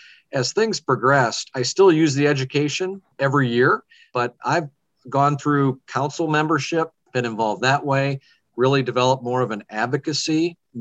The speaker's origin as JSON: {"language": "English", "town": "Fort Dodge", "region": "Iowa", "country": "United States", "tie": "born or raised there", "said": "I'm a lifelong Iowan. I grew up in Fort Dodge, Iowa, and graduated from St. Edmund High School there."}